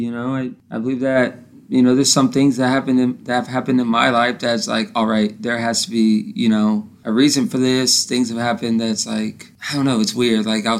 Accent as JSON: {"language": "English", "region": "Florida", "country": "United States", "said": "I'm from Florida. I know all about rain."}